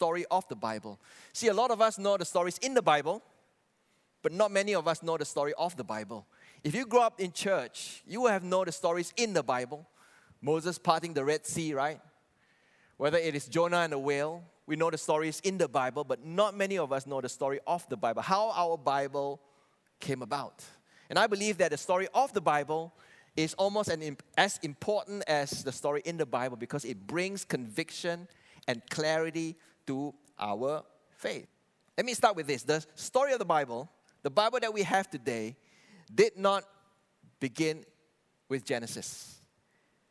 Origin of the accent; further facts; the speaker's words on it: Kuching, Sarawak, Malaysia; I was raised and born in Kuching.